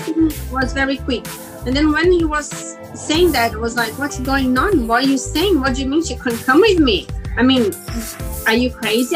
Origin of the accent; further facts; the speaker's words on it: Caxias do Sul, Rio Grande do Sul, Brazil; English is a second language; moved away as an adult; now in London, United Kingdom; I am uh, from south of Brazil, Caxias